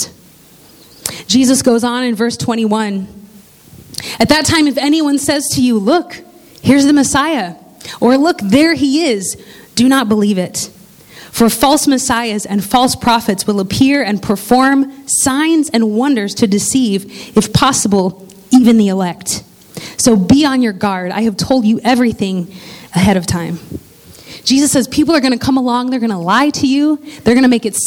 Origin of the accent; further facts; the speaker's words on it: Indiana, United States; I grew up in Indiana